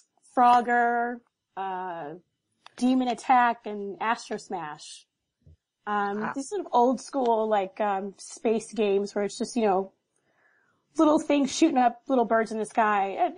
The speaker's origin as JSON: {"language": "English", "town": "Virginia Beach", "region": "Virginia", "country": "United States", "moved": "yes", "lives_now": "Canada", "said": "I'm originally from Virginia Beach, but right now I live in very frosty, cold Canada."}